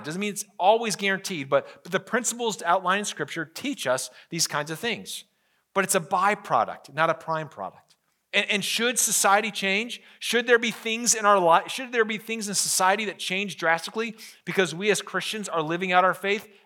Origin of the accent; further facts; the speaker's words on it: United States; as an American